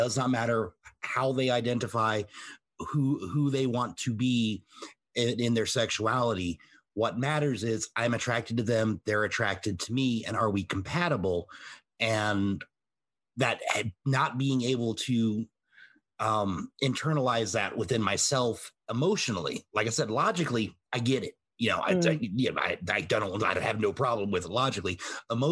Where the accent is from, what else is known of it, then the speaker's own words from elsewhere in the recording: the South, United States; I was raised in the South for the most part